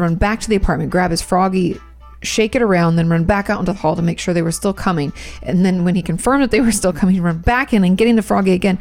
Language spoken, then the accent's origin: English; United States; I'm from America